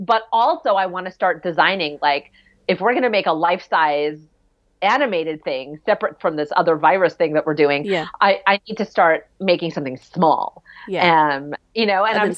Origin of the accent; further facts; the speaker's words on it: New York City, New York, United States; In Rockefeller Plaza when I was growing up in New York City